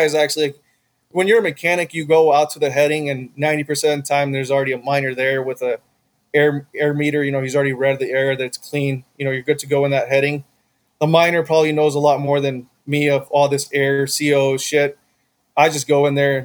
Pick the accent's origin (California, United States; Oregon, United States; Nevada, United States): Nevada, United States; Winnemucca; now in Las Vegas, United States; I grew up in Winnemucca